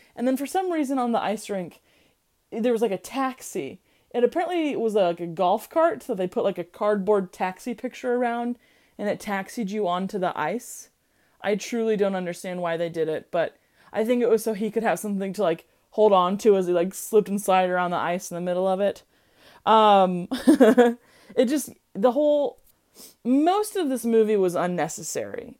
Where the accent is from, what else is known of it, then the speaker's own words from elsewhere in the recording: Midwest, United States; I'm from the Midwest.